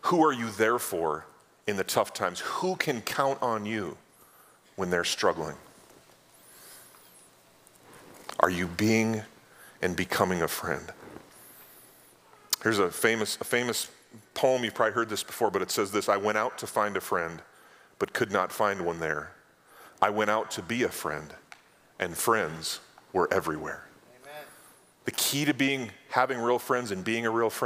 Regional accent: North Dakota, United States; moved away as an adult; now in South Dakota, United States; I grew up in North

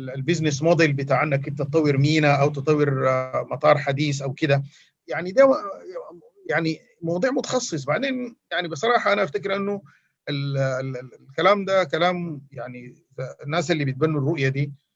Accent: Sudan; عندنا في السودان

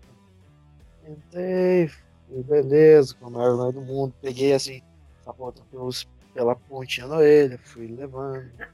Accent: Cafelândia, Paraná, Brazil; eu sou lá de Cafelândia, que é a matriz. Meu avô viu a empresa crescer, conhece todo mundo tem granja lá

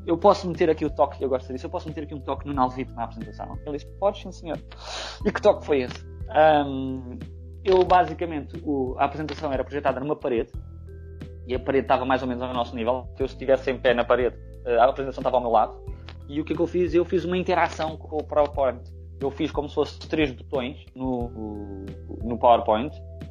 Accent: Portugal; moved away as an adult; also born or lived in Lisbon / France / Germany; now in Netherlands; sou português

